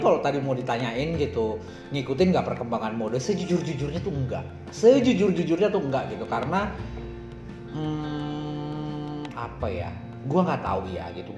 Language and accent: Indonesian; Bontang, East Kalimantan, Indonesia; moved away; di Bontang dulu gue ma- eh, langganan majalahnya